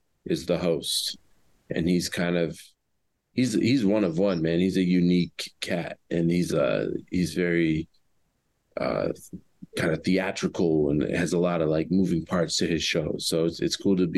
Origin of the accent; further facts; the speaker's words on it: Oak Park, Illinois, United States; also born or lived in Chicago, United States; I grew up in Oak Park